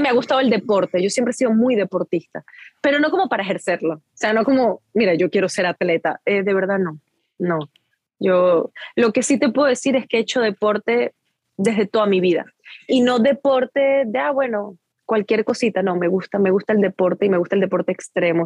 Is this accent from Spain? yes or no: no; Venezuela; moved away; also born or lived in Guatire; soy venezolana y yo vengo de ahí y esa es mi gente, ese es mi origen